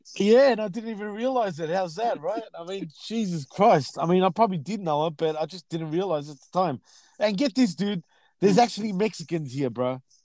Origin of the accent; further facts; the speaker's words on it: Melbourne, Victoria, Australia; my hometown, Melbourne, Australia, right? Melbourne, Victoria